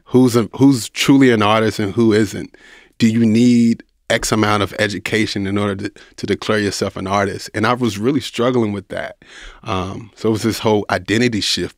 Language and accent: English; Louisville, Kentucky, United States; I'm from Louisville, Kentucky. I'm from the inner city, grew up poor